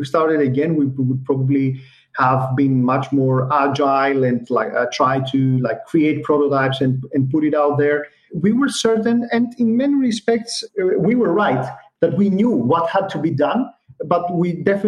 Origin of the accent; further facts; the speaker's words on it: Greece; we're coming from Greece